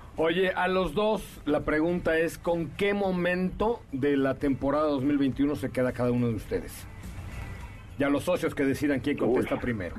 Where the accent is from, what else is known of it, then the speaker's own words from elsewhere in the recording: Mexico; como mexicano